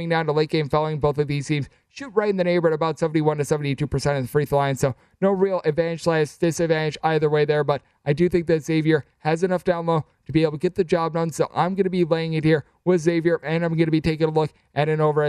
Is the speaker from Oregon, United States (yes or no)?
no; Wisconsin, United States; my home state of Wisconsin